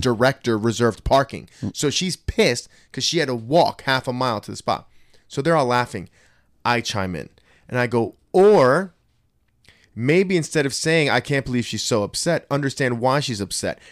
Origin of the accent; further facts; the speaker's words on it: Trenton, New Jersey, United States; I grew up in Trenton, too.